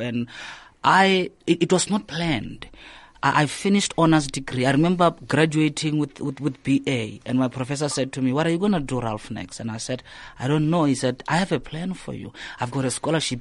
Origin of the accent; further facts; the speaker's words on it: Limpopo, South Africa; moved away as an adult; also born or lived in Johannesburg, South Africa / New York, United States / Cape Town, South Africa; I grew up in Limpopo, did my primary school there, did my high school there in Limpopo